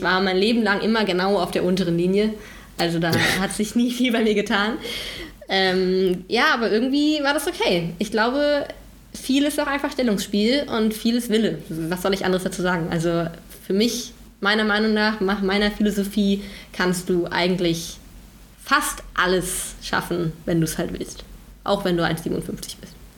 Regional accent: North Rhine-Westphalia, Germany; ich komme aus dem wundervollen Nordrhein-Westfalen. Mhm. vom Niederrhein ähm, aus einem kleinen Dorf.

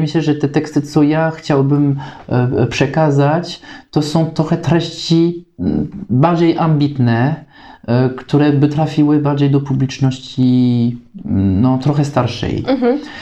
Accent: France; Polish is a second language; moved away as an adult; now in Kraków, Poland; ja jestem Francuzem

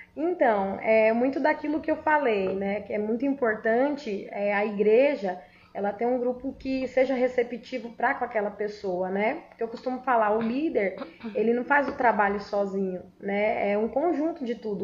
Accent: Brazil; lá eu nasci, lá foi onde eu cresci

